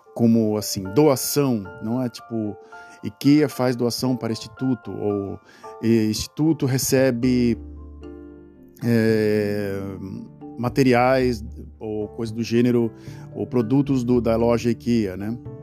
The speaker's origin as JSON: {"language": "Portuguese", "country": "Brazil", "moved": "as an adult", "lives_now": "Netherlands", "said": "Eu morei no Brasil durante 32 anos, né? Saí do Brasil com 32 anos de idade"}